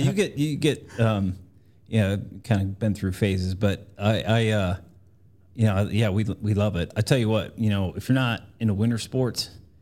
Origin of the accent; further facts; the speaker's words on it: Corpus Christi, Texas, United States; moved away; also born or lived in Montana; I'm from South Texas, but I don't really claim it. You know, I got out of there.